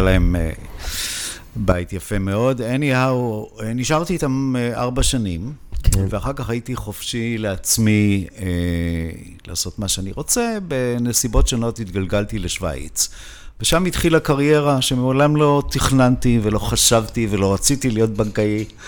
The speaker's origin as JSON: {"language": "Hebrew", "country": "Israel", "moved": "as an adult", "lives_now": "Switzerland", "said": "אני ישראלי, למרות שאני חי בשוויץ באופן קבוע, כבר 25 שנה"}